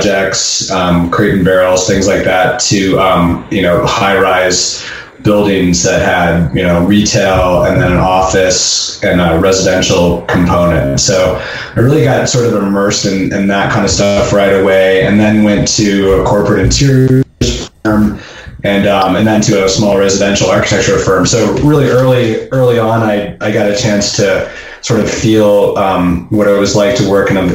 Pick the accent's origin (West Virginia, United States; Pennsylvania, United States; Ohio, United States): Ohio, United States; moved away as an adult; also born or lived in Chicago; now in Boulder, United States; I grew up in Ohio